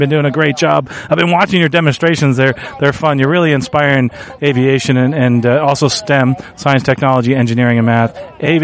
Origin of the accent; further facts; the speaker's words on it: near St. Petersburg, Florida, United States; Pilot Mall being in my hometown near St. Pete